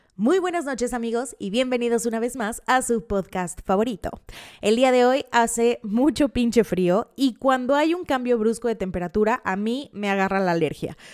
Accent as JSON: {"language": "Spanish", "region": "Veracruz", "country": "Mexico", "said": "Yo soy del estado de Veracruz y vengo a romper el mito de que en Veracruz todos hablan ají, em, que no les mentiré, a veces sí se me sale"}